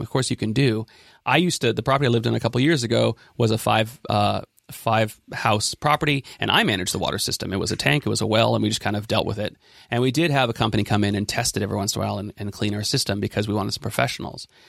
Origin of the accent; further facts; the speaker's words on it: Ben Lomond, California, United States; my hometown of Ben Lomond